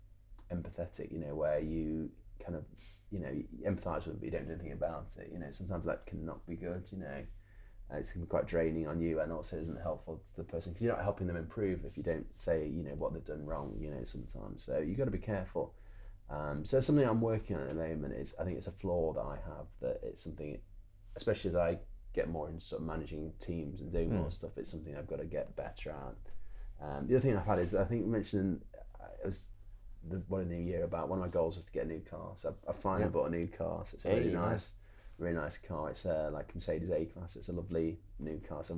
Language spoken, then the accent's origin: English; United Kingdom; We're very British